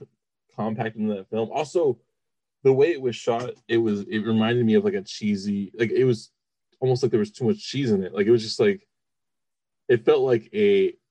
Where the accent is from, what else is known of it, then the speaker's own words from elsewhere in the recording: South Texas, United States; I'm from South Texas